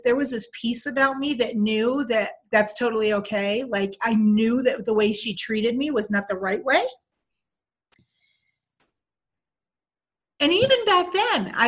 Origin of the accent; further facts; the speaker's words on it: Pocono area, northeastern Pennsylvania, United States; I was born in Pennsylvania, northeastern Pennsylvania. It was considered the Pocono area of Pennsylvania. And I was born in 1964, so I'm 54. And I grew up in kind of this really small town.